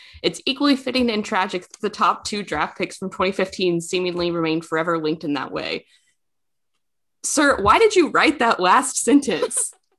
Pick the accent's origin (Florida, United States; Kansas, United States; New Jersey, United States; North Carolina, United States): Kansas, United States; I'm from Kansas, don't come at me.